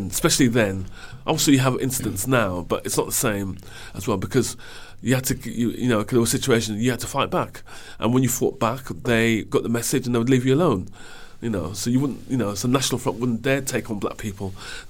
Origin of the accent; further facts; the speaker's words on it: Wolverhampton, West Midlands, United Kingdom; now in London, United Kingdom; because of my childhood and growing up in Wolverhampton